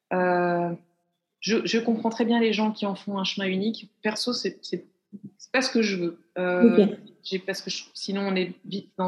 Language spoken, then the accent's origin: French; Belgium; puisque je suis belge et en {S0} Belgique.